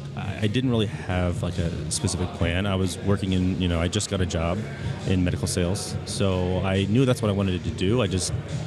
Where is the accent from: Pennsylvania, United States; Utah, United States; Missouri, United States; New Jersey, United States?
Pennsylvania, United States; Philadelphia; moved away as an adult; also born or lived in Florida; So I am from the East Coast. I am born and raised in West Philadelphia.